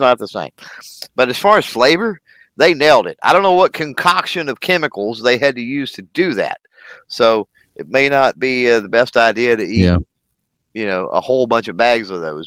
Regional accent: Texas, United States; So I'm from Texas. I'm from the South

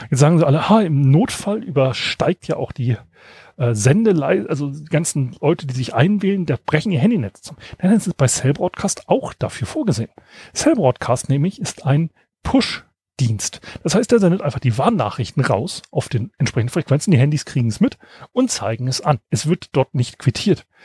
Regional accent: Northern Germany, Germany; so als Norddeutscher, ne?

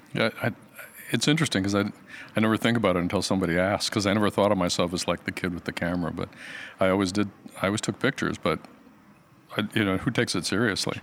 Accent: Michigan, United States; moved away as an adult; now in Portland, United States; I'm from Michigan.

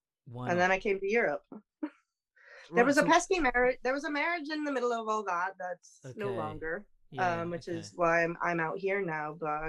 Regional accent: Florida, United States; moved away as an adult; now in United Kingdom; but I grew up in the States. I grew up in Florida.

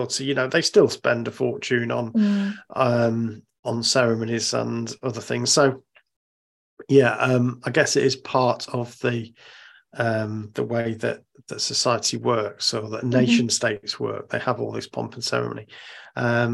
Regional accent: United Kingdom; as a British person

